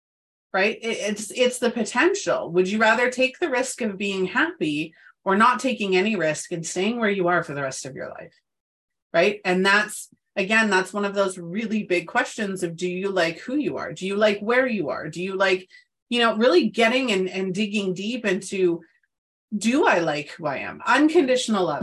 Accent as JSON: {"language": "English", "country": "Canada", "tie": "born or raised there", "moved": "as an adult", "said": "I'm in Canada, so provinces. I moved back to my hometown where all the people that I had known since birth were still here"}